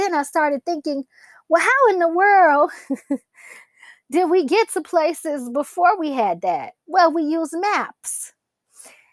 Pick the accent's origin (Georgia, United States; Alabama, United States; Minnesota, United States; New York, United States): Georgia, United States; Atlanta; I'm from Atlanta. I've lived in this city my entire life. I'm a true Georgia peach